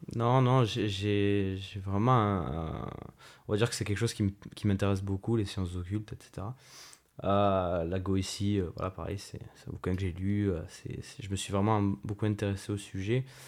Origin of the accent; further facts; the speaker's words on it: Marseille, Provence-Alpes-Côte d'Azur, France; now in Toulon, France; je viens, de, je de Marseille à la base et maintenant, maintenant je suis toulonnais